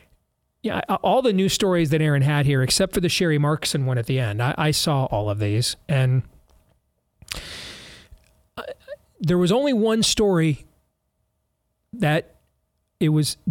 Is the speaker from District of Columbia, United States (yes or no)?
yes; Georgetown, District of Columbia, United States; But, you know, I grew up in Georgetown. My dad was a GOP operative.